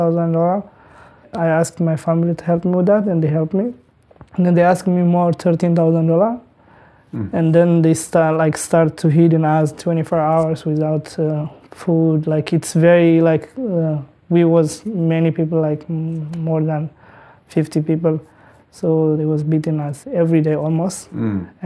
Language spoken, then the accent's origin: English; Eritrea; English is a second language; moved away as an adult; I grew up originally in Eritrea